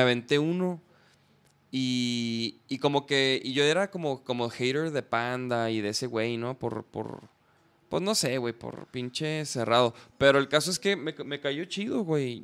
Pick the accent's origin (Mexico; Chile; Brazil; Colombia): Mexico; Chihuahua; moved away; yo soy de Chihuahua, Chihuahua